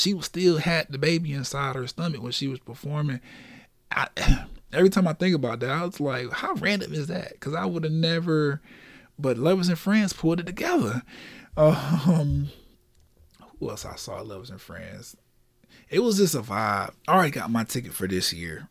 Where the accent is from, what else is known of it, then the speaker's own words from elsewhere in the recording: Orlando, Florida, United States; I'm from Orlando, Florida, born and raised here